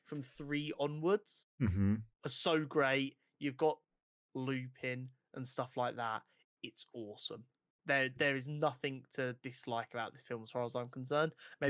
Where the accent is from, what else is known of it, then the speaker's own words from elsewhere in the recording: United Kingdom; born there; Harry Potter, with us being two British-born kids, literally born perfectly for the Harry Potter franchise.